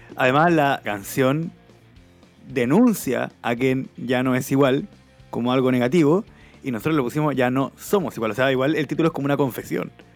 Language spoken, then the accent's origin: Spanish; Chile; Somos dos diputados chilenos